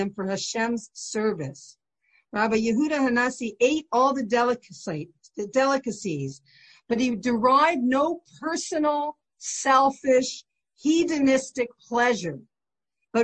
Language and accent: English; St. Catharines, Ontario, Canada; I remember my best friend was Baptist next door growing up in St. Catharines